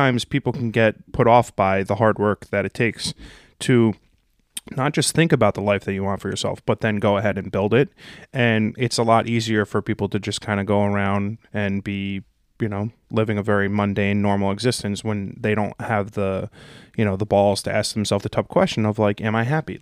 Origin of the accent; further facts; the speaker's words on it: New Jersey, United States; I'm from Jersey